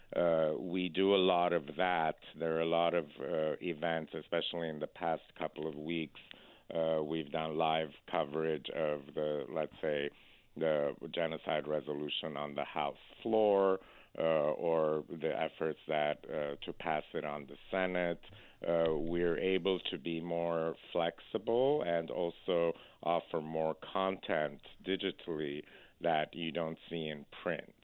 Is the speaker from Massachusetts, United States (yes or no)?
yes; Boston, Massachusetts, United States; moved away as an adult; also born or lived in Iran; now in California, United States; I was born in Iran, and after the revolution, uh, my family went and settled in Boston. Uh, so I essentially grew up in Boston, and after college, I moved to California